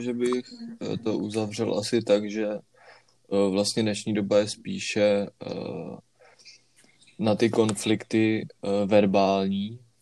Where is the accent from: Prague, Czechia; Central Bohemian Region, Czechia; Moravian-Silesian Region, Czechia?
Prague, Czechia; jelikož jsme všichni z Prahy